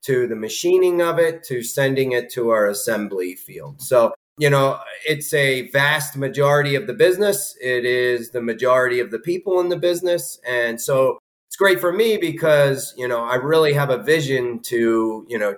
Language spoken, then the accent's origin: English; Newark, Delaware, United States; I grew up in Newark, Delaware.